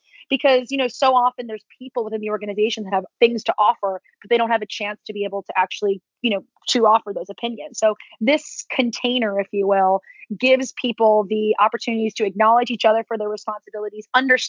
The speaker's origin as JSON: {"language": "English", "region": "East Coast", "country": "United States", "said": "my whole family's from New York, I'm from the East Coast."}